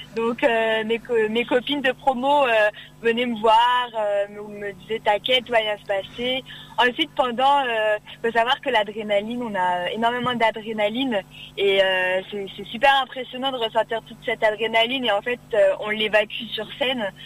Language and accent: French; Cires-lès-Mello, Hauts-de-France, France; je viens de Serres-les-Mélos, donc euh, dans l'Oise